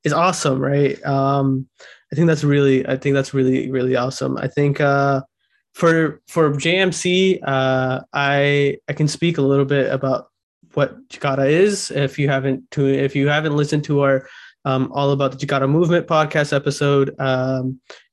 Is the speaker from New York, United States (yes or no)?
no; Sacramento, California, United States; I'm from Sacramento, and I actually was a part of a BPSHI workshop that was held at one of the gurdwara around my house.